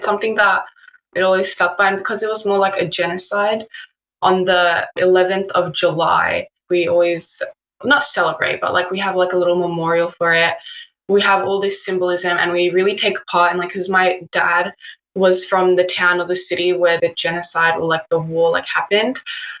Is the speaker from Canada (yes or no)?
no; Australia; I was born here. I was born and raised in Australia.